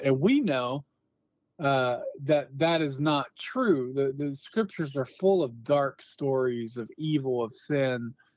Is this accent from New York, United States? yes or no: no; Newport News, Virginia, United States; moved away as an adult; also born or lived in Phoenix, Arizona; now in Moscow, United States; I grew up in Newport News, Virginia